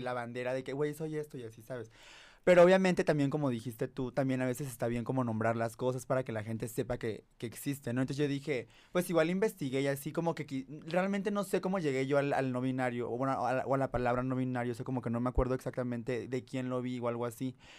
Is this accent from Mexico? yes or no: yes; Tabasco, Mexico; moved away as an adult; now in Mexico City, Mexico; nací en Tabasco, o sea, crecí allá, toda la universidad